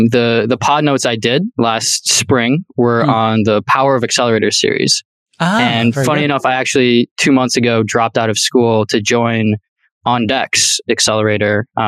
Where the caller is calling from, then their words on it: Minneapolis, Minnesota, United States; Molly, I am dialing in from Minneapolis, Minnesota.